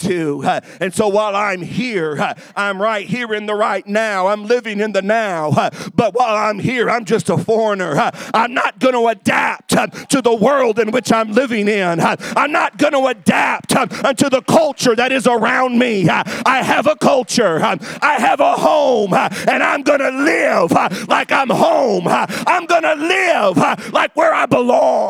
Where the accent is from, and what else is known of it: United States